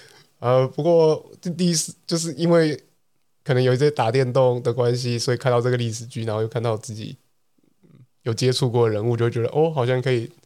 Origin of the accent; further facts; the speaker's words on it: Taiwan; 我台湾人最好是有那么多…的粉丝，